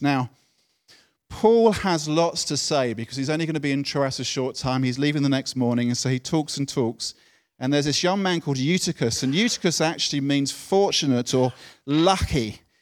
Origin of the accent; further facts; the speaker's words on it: United Kingdom; being British